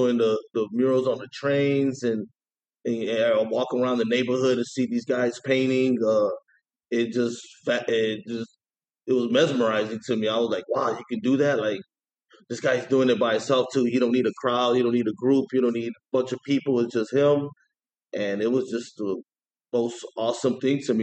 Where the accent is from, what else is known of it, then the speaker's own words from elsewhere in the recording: East Chicago, Indiana, United States; also born or lived in Hammond, Indiana; I'm from East Chicago, Indiana. I moved to Hammond in my early 20s